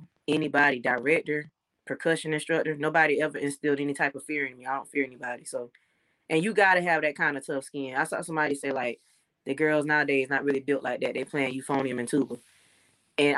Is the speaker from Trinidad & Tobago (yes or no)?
no; Florence, South Carolina, United States; I'm from South Carolina. I'm from Florence.